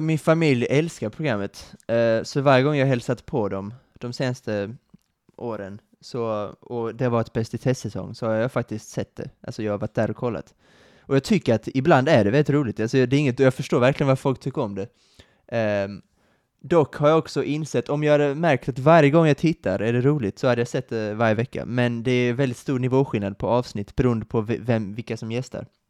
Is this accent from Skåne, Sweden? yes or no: yes; Kristianstad, Skåne, Sweden; moved away as an adult; now in Lund, Sweden; mina hemtrakter i Kristianstad